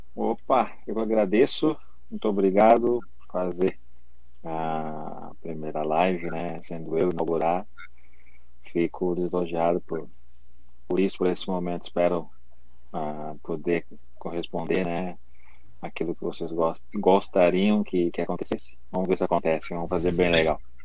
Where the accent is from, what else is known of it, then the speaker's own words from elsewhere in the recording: Rio Grande do Sul, Brazil; eu sou do Rio Grande do Sul